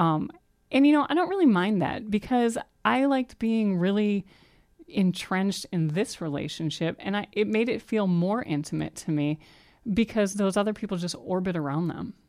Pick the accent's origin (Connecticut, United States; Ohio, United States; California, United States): Ohio, United States; I'm from Ohio